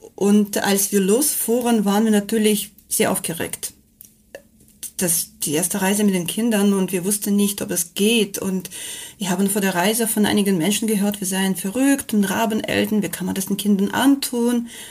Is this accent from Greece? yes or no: no; Kamchatka Krai, Russia; German is a second language; moved away as an adult; bin in Kamtschatka aufgewachsen und ich habe schon als Kind äh, Vulkanausbrüche gesehen